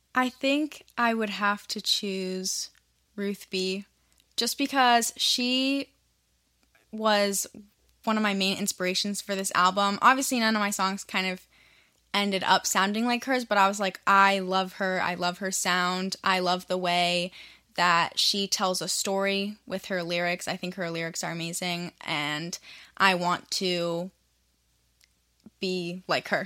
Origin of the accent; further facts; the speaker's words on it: Virginia, United States; I'm from Virginia. So I was a high school student